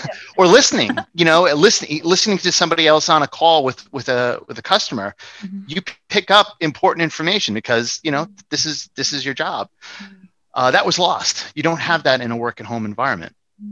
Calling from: New York City, New York, United States; New York City.

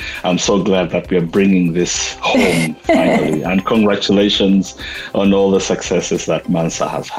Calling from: Princeton, New Jersey, United States; I'm about 10 miles outside Princeton, New Jersey.

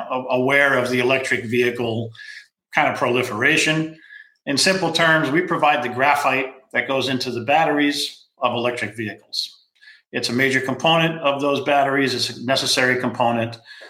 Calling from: California, United States; I'm dialing in from California. Rainy California right now.

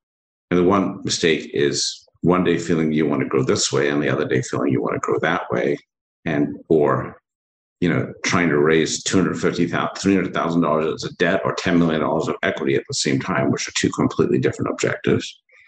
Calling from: Ambler, Pennsylvania, United States; I'm calling up right up the street from you, up in Amber, Pennsylvania, not too far from you

